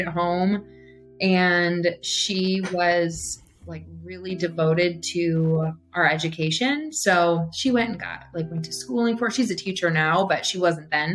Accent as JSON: {"language": "English", "town": "Beloit", "region": "Wisconsin", "country": "United States", "tie": "born or raised there", "said": "I grew up in Beloit, lived in essentially the same house"}